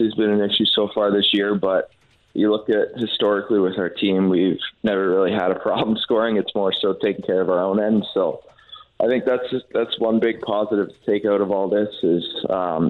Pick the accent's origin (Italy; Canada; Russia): Canada; now in St. Louis, United States; we're Canadian